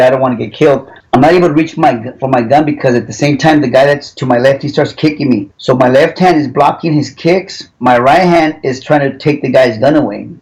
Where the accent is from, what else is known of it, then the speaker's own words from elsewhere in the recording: Los Angeles, California, United States; I grew up in Los Angeles.